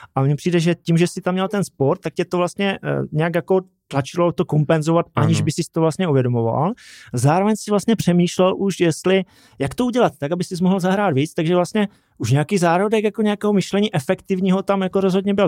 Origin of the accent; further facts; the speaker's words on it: Brumov-Bylnice, Zlín Region, Czechia; Já pocházím z Brumova Bělnice